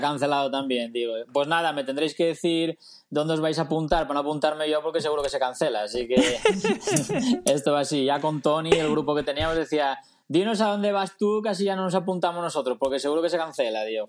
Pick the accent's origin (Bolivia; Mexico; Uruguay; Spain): Spain; Tineo, Asturias; also born or lived in Mallorca; now in Gijón, Spain; soy asturiano, vivo en, en, Gijón, pero soy de Tineo